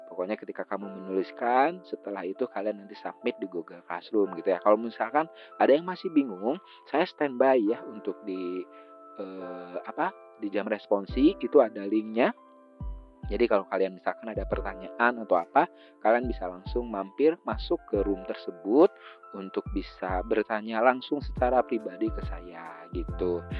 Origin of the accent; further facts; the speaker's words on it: Bandung, West Java, Indonesia; saya besar di Bandung jadi eh, teman-teman yang ada di luar Bandung atau besar di luar Bandung, kalau misalkan kalian agak tidak mengerti bahasa saya karena kadang saya teh ngomong teh selalu ada campuran bahasa Sunda gitu ya.